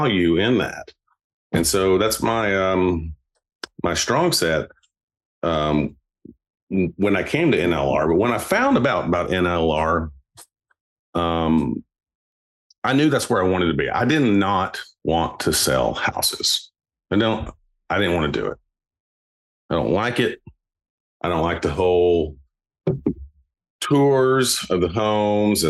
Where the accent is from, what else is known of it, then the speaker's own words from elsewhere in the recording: Lynchburg, Tennessee, United States; I went back home to my hometown in Lynchburg